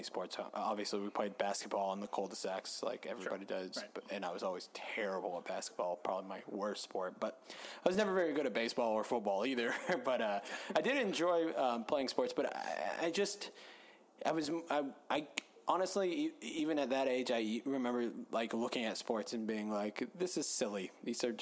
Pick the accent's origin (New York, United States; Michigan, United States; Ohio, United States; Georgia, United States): Georgia, United States; Atlanta; born or raised there